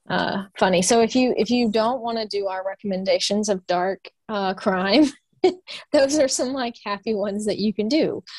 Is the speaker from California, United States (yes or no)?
no; Louisiana, United States; now in Nashville, United States; I'm from Louisiana